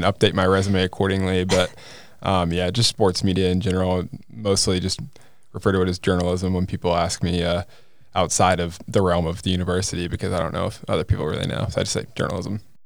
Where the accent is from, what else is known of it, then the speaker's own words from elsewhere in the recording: Kansas City, Missouri, United States; I'm from the Kansas City area